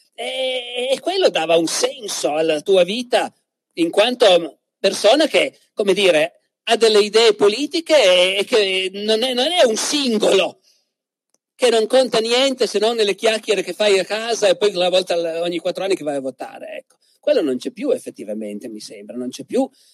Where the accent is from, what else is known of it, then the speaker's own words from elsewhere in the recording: Piedmont, Italy; in Piemonte, dalle mie parti, nel Canavese